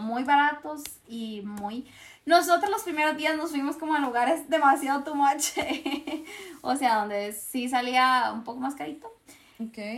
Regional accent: Costa Rica; como costarricense, por lo menos, que es lo que soy

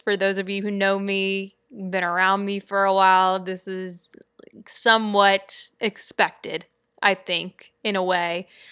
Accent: Louisiana, United States; I'm from Louisiana

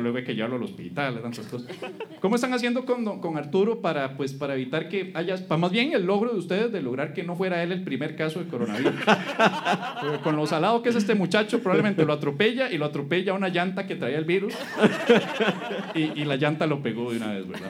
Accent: Costa Rica; como buenos ticos

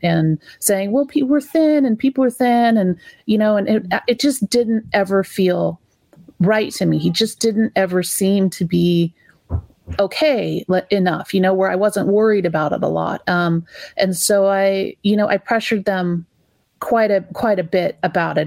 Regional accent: California, United States; we're California parents. We came from California parents who came from California parents

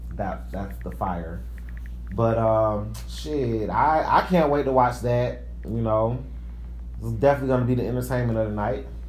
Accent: Atlanta, Georgia, United States; I'm from East Atlanta Zone 6

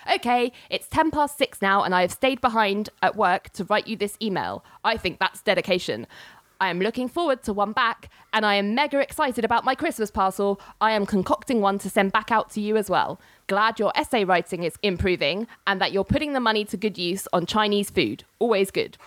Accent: London, United Kingdom; also born or lived in New York; as you can probably tell by my accent, I'm from the UK, London to be precise.

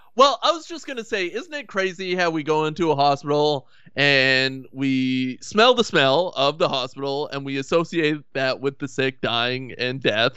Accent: Canada

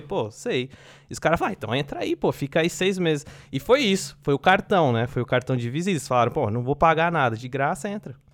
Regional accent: São Paulo, Brazil; moved away as an adult; also born or lived in Assis; now in Finland; sou de São Paulo, na Zona Leste de São Paulo

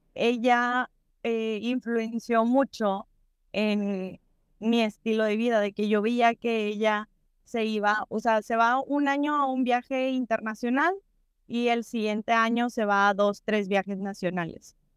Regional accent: Mexico; para nosotros como mexicanos

